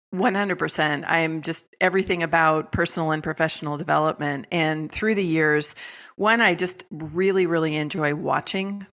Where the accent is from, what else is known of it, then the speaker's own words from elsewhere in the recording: San Francisco Bay Area, California, United States; moved away; I'm originally from California, from the San Francisco Bay Area.